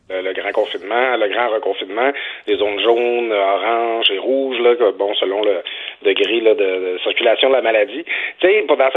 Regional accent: Quebec, Canada; moved away; moi, je viens du Saguenay-Saint-Jean

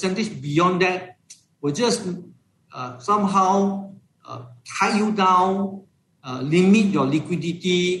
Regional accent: Malaysia; as a Malaysian investors

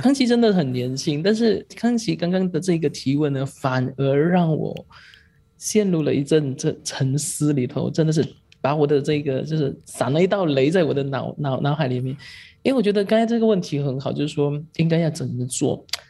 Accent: Malaysia; 我是马来西亚人，我是马来西亚华人，我是马来西亚华人里头的记者

